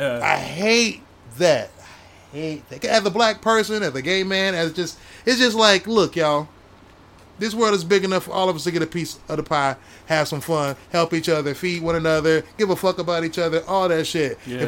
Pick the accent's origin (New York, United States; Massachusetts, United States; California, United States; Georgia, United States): Georgia, United States; also born or lived in Ohio; I'm from Georgia. I'm from Ohio and Georgia.